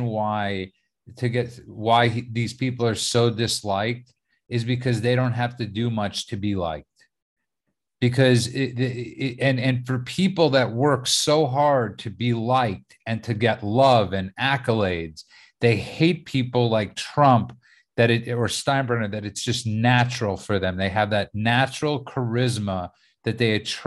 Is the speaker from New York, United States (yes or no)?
yes; New York City, New York, United States; I grew up in New York City.